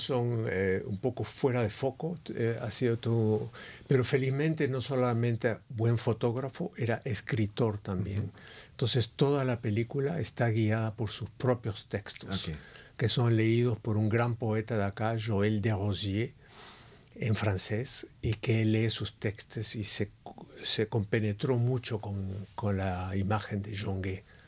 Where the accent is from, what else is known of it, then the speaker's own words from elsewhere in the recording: Peru; moved away; vengo de un país que es indio. Entonces el Perú es, es, es un país fabuloso